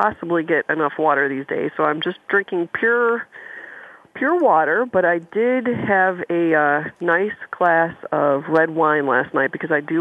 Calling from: Detroit, Michigan, United States; I am calling from the wonderful, vibrant city of Detroit, Michigan

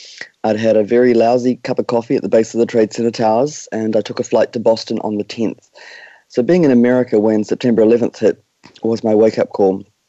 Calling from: New Zealand; We are joining you from Aotearoa, New Zealand. Right on the other side of the world.

